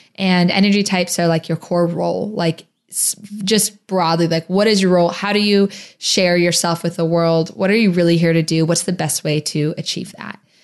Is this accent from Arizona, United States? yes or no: yes; Phoenix, Arizona, United States; moved away as an adult; also born or lived in New Orleans, Louisiana; my hometown of Phoenix, Arizona, but I used to live in New Orleans